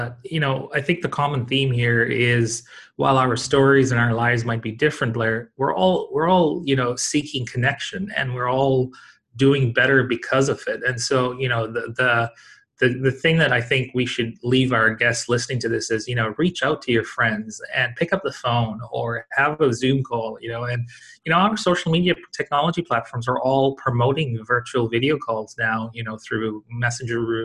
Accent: Tanzania; also born or lived in Canada; now in Brisbane, Australia; I had a classmate of mine that I grew up with in Tanzania, and we both moved to Canada

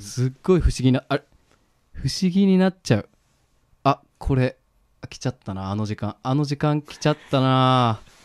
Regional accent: Higashiosaka, Osaka, Japan; 僕は地元大阪の東大阪

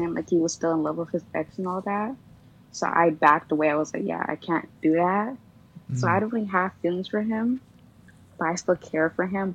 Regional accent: Toronto, Ontario, Canada; I'm from Toronto

